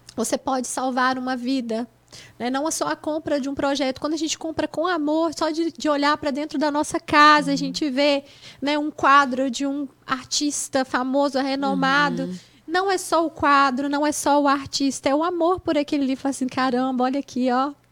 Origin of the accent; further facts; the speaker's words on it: Mantenópolis, Espírito Santo, Brazil; moved away as an adult; now in United States; da minha cidade, onde eu nasci, que é Mantenópolis